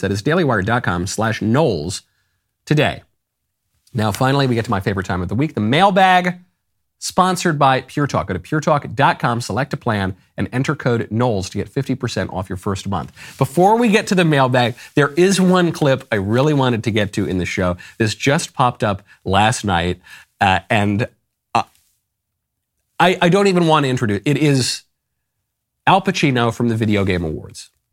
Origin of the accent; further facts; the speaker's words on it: United States; I'm an American